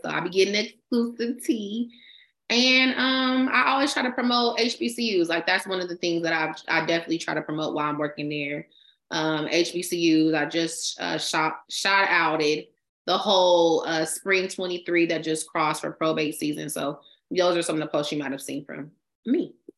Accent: San Leandro, California, United States; also born or lived in Stockton, California; I grew up in San Leandro, and then I moved to the Central Valley to Stockton when I was twelve.

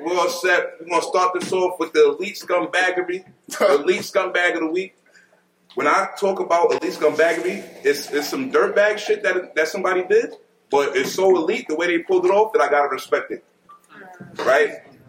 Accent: New Jersey, United States; I'm from Jersey.

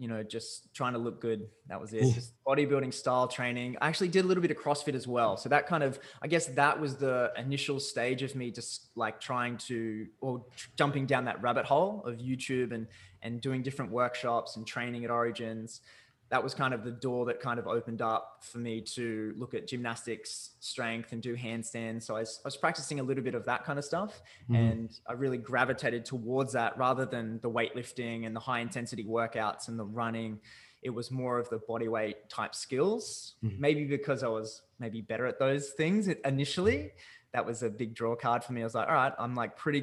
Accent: Newcastle, New South Wales, Australia; also born or lived in Vancouver; I'm from Newcastle, Australia

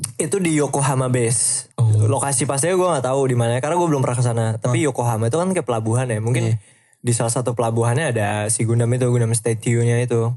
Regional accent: Indonesia; gue dari Indonesia

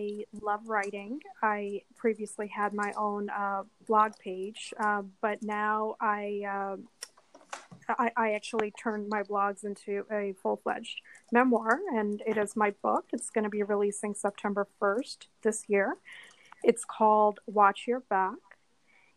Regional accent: Washington, District of Columbia, United States; moved away as an adult; also born or lived in New York City; I moved back to the DC area

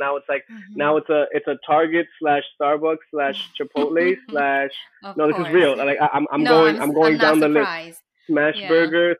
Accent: New York City, New York, United States; And I say, Queens. They're like, oh, but like born and raised? I'm like, yeah, like that's where I'm from.

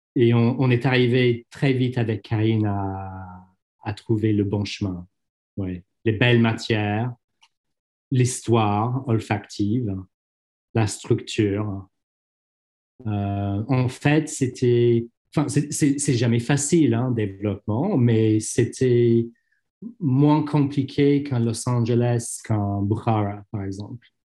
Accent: London, United Kingdom; French is a second language; je suis londonien

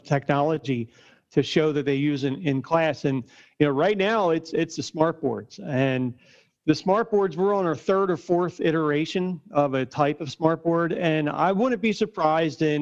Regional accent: Norristown, Pennsylvania, United States; I'm from Norristown myself. I'm born and raised from Norristown, right outside of Philly

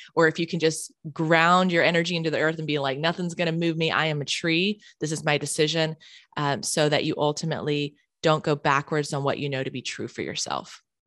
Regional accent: Charlotte, North Carolina, United States; moved away as an adult; now in San Diego, United States; I grew up in Charlotte, North Carolina

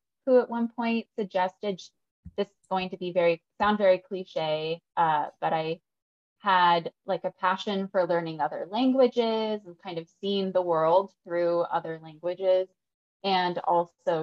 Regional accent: Santa Cruz, California, United States; I grew up in California, actually. I'm originally from Santa Cruz.

